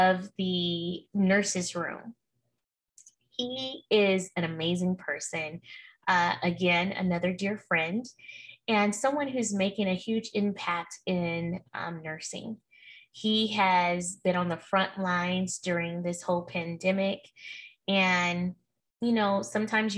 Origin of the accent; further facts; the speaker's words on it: Oakland, California, United States; also born or lived in Martinez, California; I'm a Bay Area girl, and I say that loosely, but I'm truly from East Oakland. But I went to high school in Martinez, California